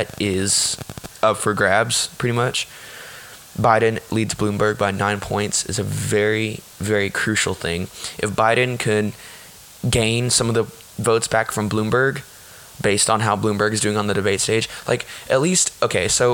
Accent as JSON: {"language": "English", "region": "Texas", "country": "United States", "tie": "born or raised there", "said": "in Texas, my state, my home state, Texas"}